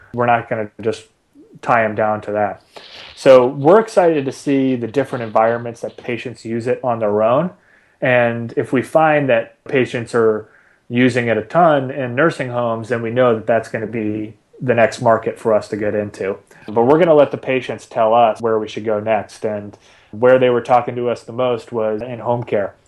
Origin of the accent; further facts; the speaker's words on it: Boston, Massachusetts, United States; I grew up in Boston